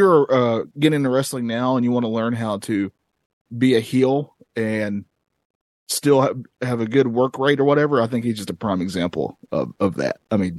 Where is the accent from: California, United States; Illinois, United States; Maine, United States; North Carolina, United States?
North Carolina, United States; I am a North Carolina boy. I'm from North Carolina. I still live here.